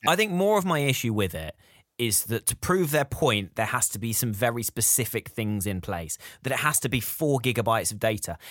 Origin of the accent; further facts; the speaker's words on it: United Kingdom; we're British